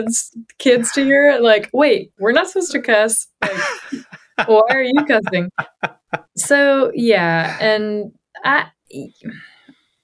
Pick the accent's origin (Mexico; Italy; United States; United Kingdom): United States; Johnson City, Tennessee; moved away as an adult; my hometown in Johnson City, Tennessee, which is East Tennessee